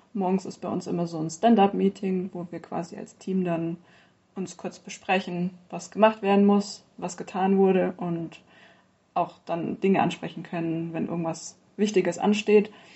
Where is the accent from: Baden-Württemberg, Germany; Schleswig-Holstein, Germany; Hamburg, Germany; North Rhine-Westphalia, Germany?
Baden-Württemberg, Germany; Stuttgart area; moved away as an adult; now in Bayreuth, Germany; ursprünglich bin ich eigentlich aus Baden-Württemberg, Großraum Stuttgart